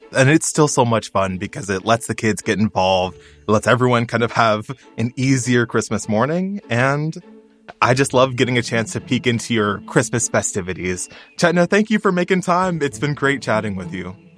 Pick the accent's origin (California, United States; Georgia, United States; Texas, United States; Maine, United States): Texas, United States; my home state, Texas